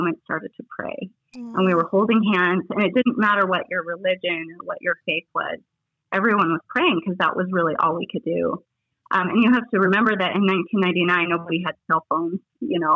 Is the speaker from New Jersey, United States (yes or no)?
no; Littleton, Colorado, United States; also born or lived in Denver, Colorado; I was born and raised in Littleton, Colorado.